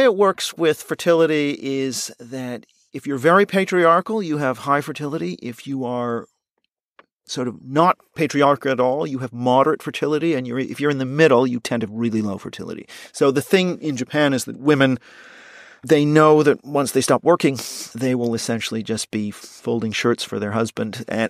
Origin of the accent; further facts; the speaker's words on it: Canada; And I, of course, being Canadian, I think I know Canada fairly well.